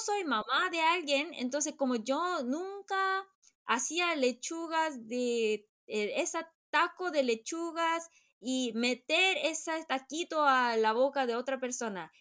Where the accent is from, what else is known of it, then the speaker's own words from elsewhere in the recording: Chile; moved away; also born or lived in South Korea; porque yo crecí en Chile